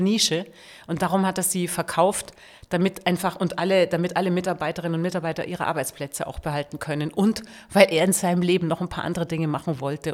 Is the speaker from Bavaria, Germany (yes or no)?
yes; Augsburg, Bavaria, Germany; moved away as an adult; also born or lived in Braunschweig; now in Berlin, Germany; ich komme aus Bayern, da bin ich geboren